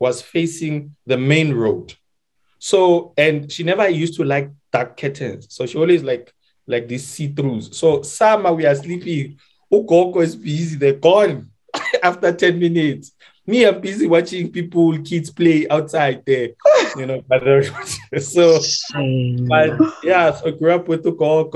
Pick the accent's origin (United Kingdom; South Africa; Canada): South Africa; Winterveld; And so I grew up in Winterfeld.